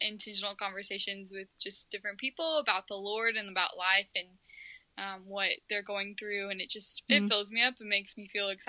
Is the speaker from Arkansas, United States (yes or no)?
yes; Arkansas, United States; moved away as an adult; now in Missouri, United States; 20. I attend Southwest Baptist University, which is in a super small town out of Missouri, but I'm originally from Arkansas.